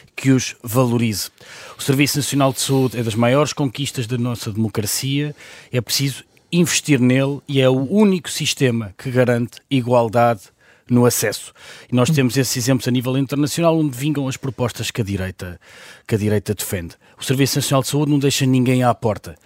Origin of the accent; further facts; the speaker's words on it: Portugal; nós, enquanto portugueses e portugueses, também temos uma história